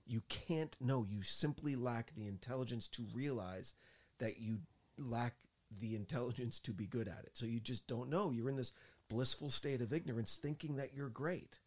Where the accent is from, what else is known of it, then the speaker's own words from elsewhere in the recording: New Jersey, United States; moved away; I'm from Jersey